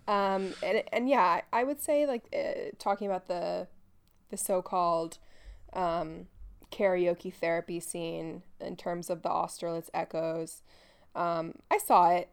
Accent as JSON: {"language": "English", "town": "New York City", "region": "New York", "country": "United States", "tie": "born or raised there", "said": "growing up in the New York City area"}